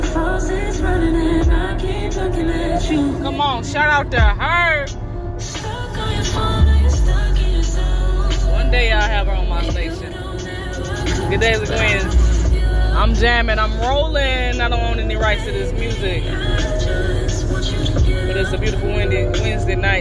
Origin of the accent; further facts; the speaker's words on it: East St. Louis, Illinois, United States; a native of the 618 East St. Louis Champions, 618 Flyers, East St. Louis Flyers. I'm so proud to say that's my hometown